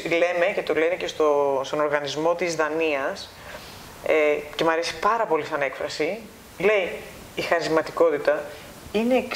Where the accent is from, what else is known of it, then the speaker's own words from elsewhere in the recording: Greece; moved away as an adult; Εγώ έφυγα από την Ελλάδα τυχαία πριν έρθει η κρίση. Αυτό που ονομάζουμε κρίση, εντάξει. Και πραγματικά έφυγα τυχαία. Εγώ έφυγα να σπουδάσω.